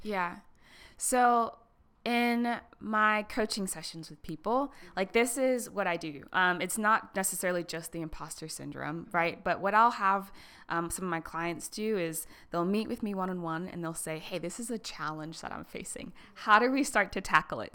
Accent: Harrisburg, Pennsylvania, United States; came back to, like, my hometown in Harrisburg

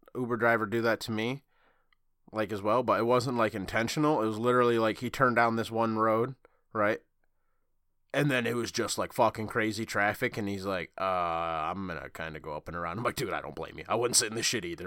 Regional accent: Michigan, United States; I'm from Michigan

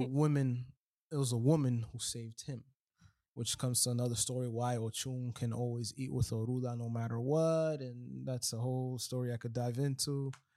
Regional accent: New York, United States; moved away as an adult; now in Miami, United States; I'm from New York, I was raised in New York

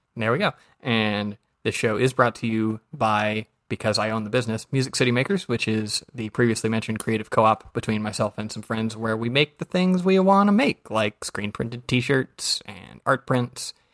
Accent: Georgia, United States; I'm from Georgia

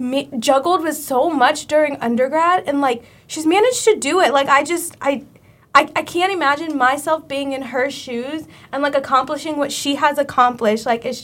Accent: Nigeria; as a black, like, as a Nigerian, like, as a Muslim, like, as a hijabi, like, as a woman

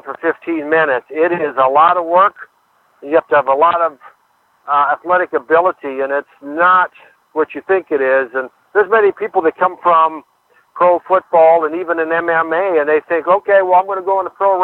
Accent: Urbank, Minnesota, United States; moved away as an adult; also born or lived in Alexandria, Minnesota / Parkers Prairie, Minnesota; I grew up around Alexandria

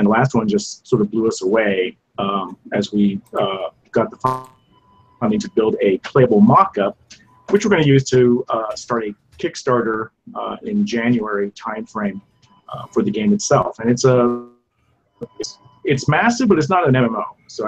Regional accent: Japan; I grew up in Japan, right? So I was watching these movies as a kid in Japan in the theaters, like Ultraman.

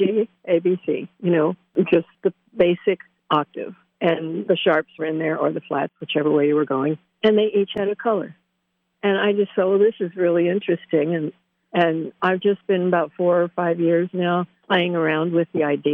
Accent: Danville, United States; also born or lived in Bethlehem; I was born in Bethlehem, and we came up to Danville, Riverside, to help my grandfather

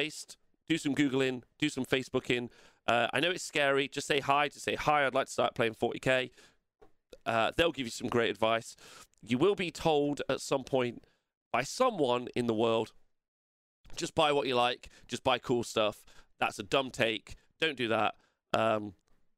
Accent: England, United Kingdom; I'm English

